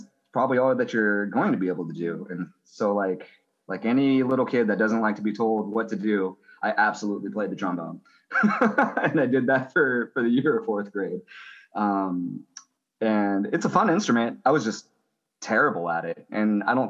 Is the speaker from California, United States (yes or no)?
yes; Central California, United States; now in Portland, United States; I grew up in Central California. I've been living in Portland since 2005.